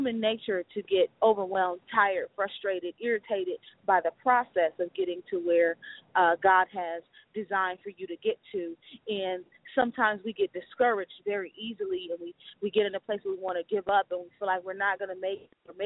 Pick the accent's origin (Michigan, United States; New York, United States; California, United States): Michigan, United States; Detroit; I'm just a sincere young lady out of Detroit, Michigan